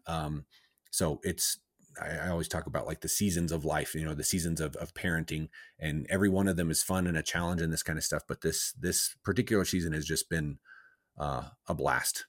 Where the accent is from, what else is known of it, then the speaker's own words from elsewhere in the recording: Cortez, Colorado, United States; I grew up in, uh, Southwest Colorado.